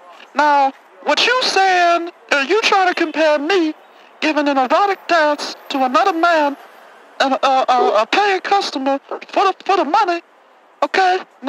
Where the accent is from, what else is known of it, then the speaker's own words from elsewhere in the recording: Cleveland, Ohio, United States; man, I'm from Cleveland.